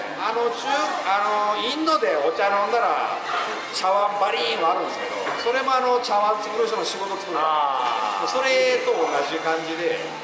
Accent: Japan; moved away; 安全な日本で育った

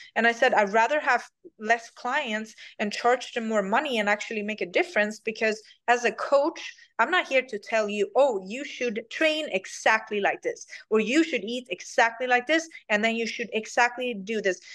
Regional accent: Sweden; English is a second language; moved away as an adult; now in United States; I'm from Sweden

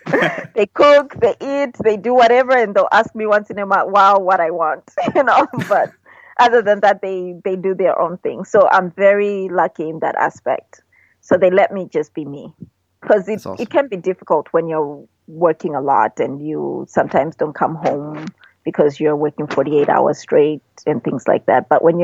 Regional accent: Michigan, United States; it's Midwest, it reminds me of where I grew up in Michigan.

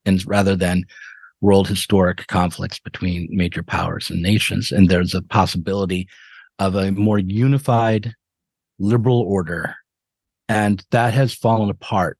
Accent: United States; as an American

